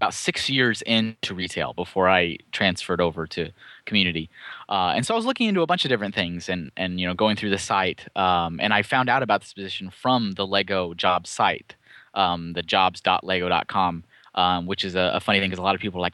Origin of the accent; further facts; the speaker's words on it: Austin, Texas, United States; moved away as an adult; also born or lived in Colorado / Chandler, Arizona / Enfield, Connecticut; Austin, Texas, which is actually my hometown. I'm from Austin originally